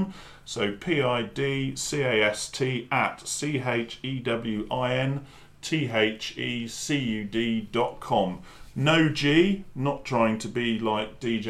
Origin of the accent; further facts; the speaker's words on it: near Frome, South West England, United Kingdom; also born or lived in North Dorset; Myself as a former dairy farmer, growing up near Froome